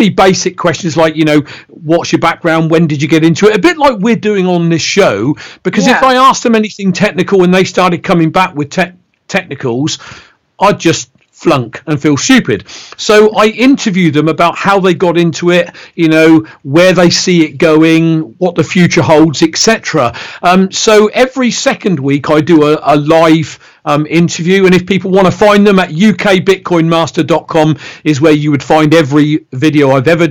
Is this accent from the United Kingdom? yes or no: yes; Reading, South East England, United Kingdom; accent: Bristolian; I'm born and bred in Reading, which is along the M4 motorway from London